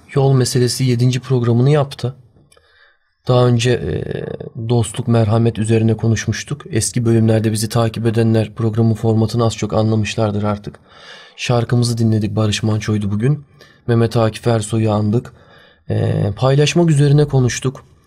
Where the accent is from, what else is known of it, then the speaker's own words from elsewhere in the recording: Turkey; iyi ki bu ülkede doğmuşum